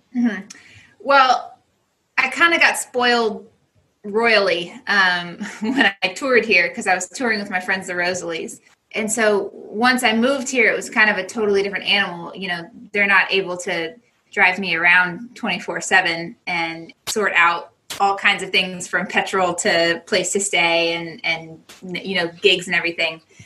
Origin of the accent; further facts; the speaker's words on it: United States; moved away as an adult; as an American